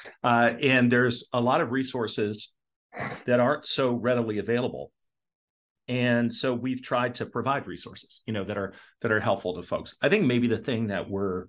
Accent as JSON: {"language": "English", "town": "Portland", "region": "Oregon", "country": "United States", "tie": "born or raised there", "also_born_or_lived": "Toronto, Ontario, Canada", "said": "so we moved to Portland, Oregon, and that's where I grew up with my two brothers."}